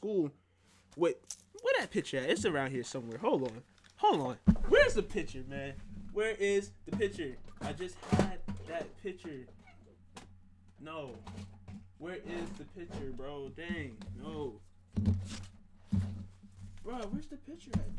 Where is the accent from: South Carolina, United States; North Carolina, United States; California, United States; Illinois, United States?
South Carolina, United States; Growing up in South Carolina